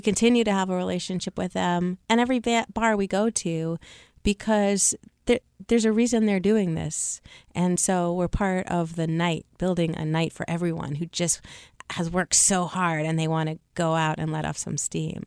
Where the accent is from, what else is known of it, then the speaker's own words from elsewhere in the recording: Seattle, Washington, United States; I grew up in Seattle, Washington